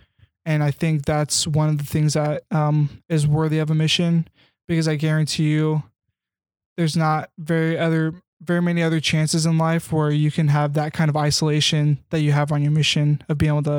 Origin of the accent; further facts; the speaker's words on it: Kansas, United States; I grew up in Kansas.